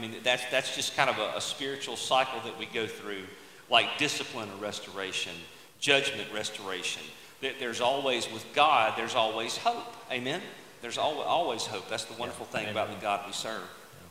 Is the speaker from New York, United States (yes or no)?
no; Mississippi Delta, United States; We grew up in the Mississippi Delta. We grew up in an oxbow lake